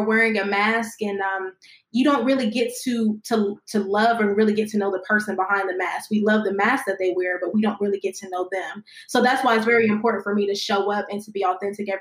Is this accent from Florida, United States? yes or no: no; Columbus, Ohio, United States; I'm from Columbus, Ohio. That's where I currently am right now